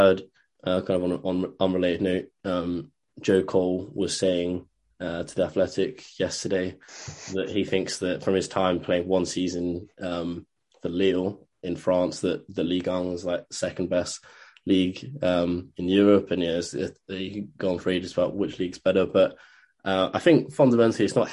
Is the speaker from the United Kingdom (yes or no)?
yes; England, United Kingdom; an Englishman myself